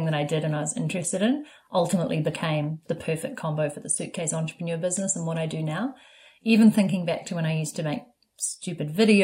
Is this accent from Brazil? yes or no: no; New Zealand; moved away; also born or lived in Vancouver; Growing up in New Zealand